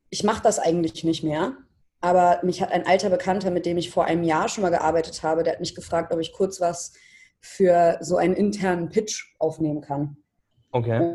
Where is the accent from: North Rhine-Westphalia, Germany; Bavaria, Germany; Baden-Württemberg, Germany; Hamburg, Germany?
Hamburg, Germany; now in Berlin, Germany; ich bin vor zweieinhalb Jahren nach Berlin gezogen und äh, ich komme aus Hamburg ursprünglich. Mhm und wohne jetzt seit zweieinhalb Jahren in Berlin.